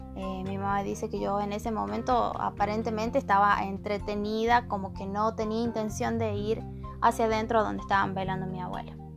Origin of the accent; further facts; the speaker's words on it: El Portezuelo, Argentina; soy de la localidad del Portezuelo